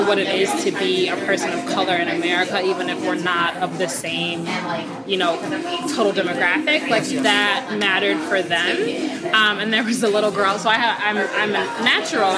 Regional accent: Ypsilanti, Michigan, United States; moved away; I'm from Ypsilanti, born and raised

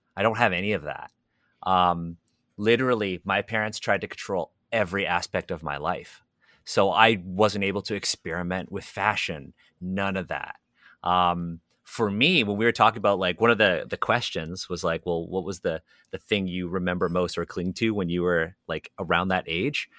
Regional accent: Toronto, Ontario, Canada; I was born and raised in Toronto

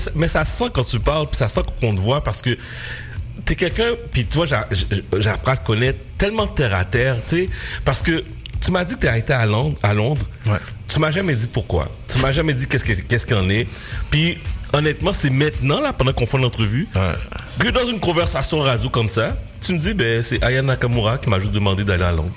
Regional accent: Repentigny, Quebec, Canada; j'arrive à Repentini, dans mon patelin

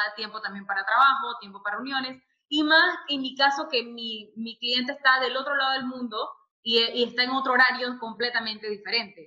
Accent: Panama; moved away as an adult; now in Dubai, United Arab Emirates; soy panameña, pero vivo en Dubái hace ya casi dos años.

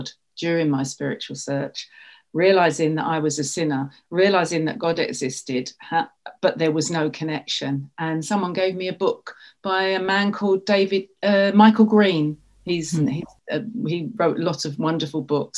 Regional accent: London, United Kingdom; now in Haverhill, United Kingdom; I'm from London originally in the UK. I now live in Haverhill, also in the UK

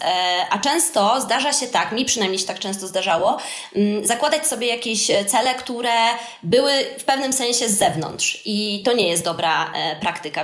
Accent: Wrocław, Lower Silesian Voivodeship, Poland; u nas we Wrocławiu w Polsce

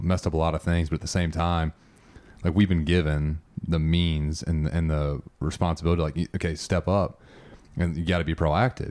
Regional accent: United States; as an American

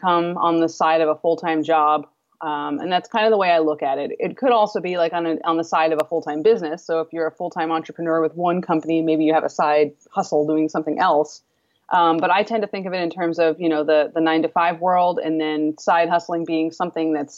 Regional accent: East Coast, United States; moved away as an adult; I'm originally from the East Coast. So I moved out West

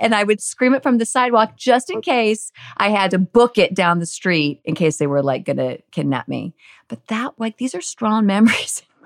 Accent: Northern California, United States; I grew up in Northern California, like really just very suburban, lovely Northern California simplicity

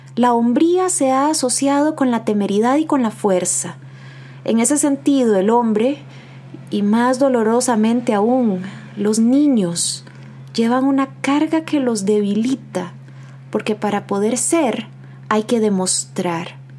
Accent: Costa Rica; nos interpela en nuestra identidad como costarricenses

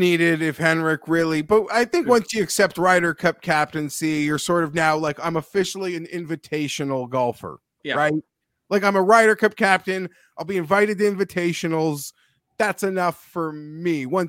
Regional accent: Toronto, Ontario, Canada; Filmed in my hometown.

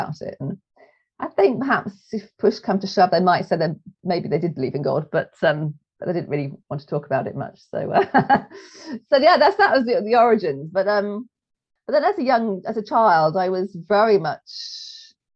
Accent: England, United Kingdom; we're English.

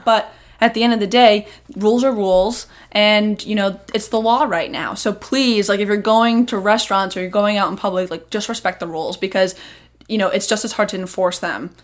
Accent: Seekonk, Massachusetts, United States; I'm from Seekonk.

